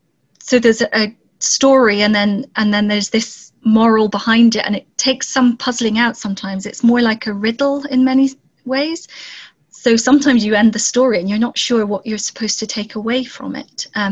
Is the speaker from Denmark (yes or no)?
no; Zambia; also born or lived in South Pacific; now in Scotland, United Kingdom; and I was born and grew up in Zambia, and then we moved to the South Pacific, and then from there came to Scotland.